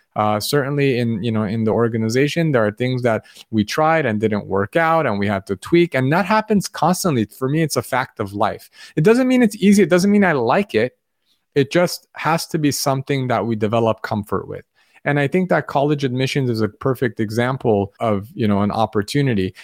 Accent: Los Angeles, California, United States; where I grew up in Los Angeles

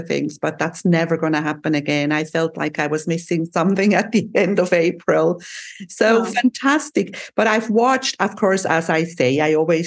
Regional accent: Switzerland; now in Cyprus; from my island in the sun where I live, you flew to my home country. You went to Switzerland

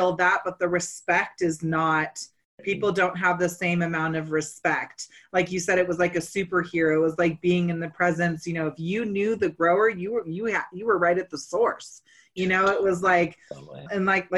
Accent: Northern California, United States; I was raised in Northern California

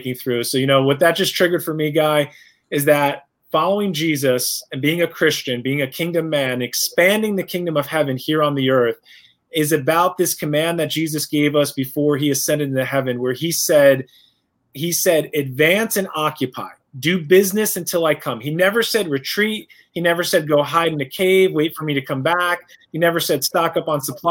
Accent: New York, United States; I'm a New Yorker. I'm from the East Coast, so, you know, we talk a little bit faster

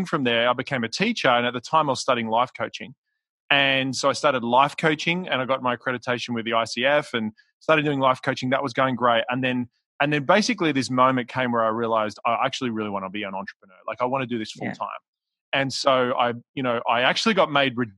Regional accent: Australia; now in Newport Beach, United States; I'm Australian, which you can probably hear my accent, but I live in Newport Beach in California.

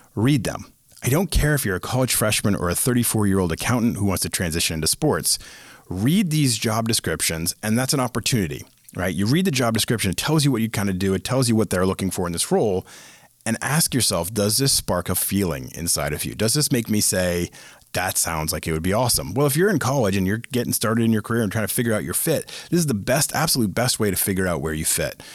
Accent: Boston, Massachusetts, United States; I am from Boston

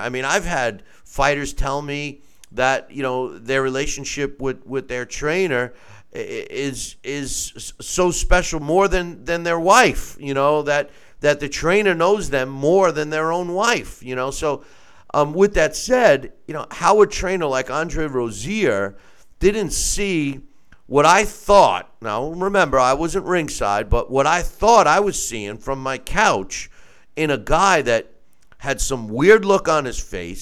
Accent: New York, United States; New York is my home state, and I was a licensed promoter there

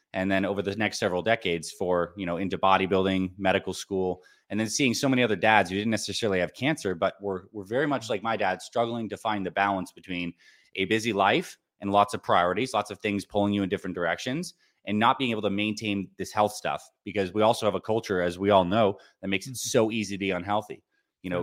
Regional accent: Syracuse, New York, United States; When I was growing up, I was born in Syracuse, New York. And I had a pretty average childhood.

